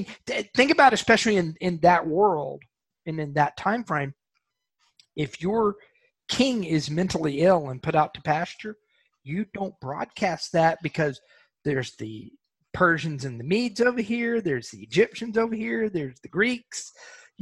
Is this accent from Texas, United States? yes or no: yes; Texas, United States; I'm from Texas. I grew up in Texas